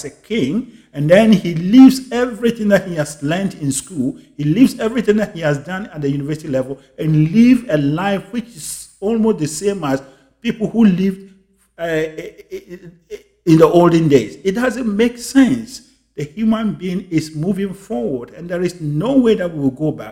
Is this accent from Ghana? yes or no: yes; Ghana; my home country, Ghana